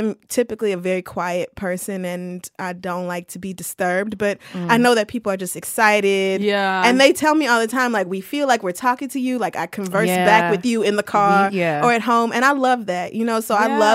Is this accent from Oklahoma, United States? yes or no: yes; Oklahoma, United States; also born or lived in Louisiana / Texas; now in New York, United States; I do have a very close identity tied with Oklahoma and Louisiana and Texas, which is like that whole region where I grew